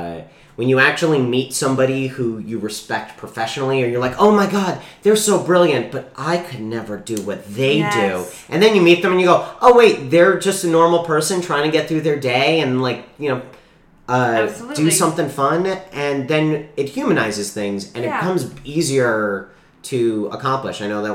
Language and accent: English; New York, United States; moved away as an adult; also born or lived in North Carolina; I'm born and raised in New York.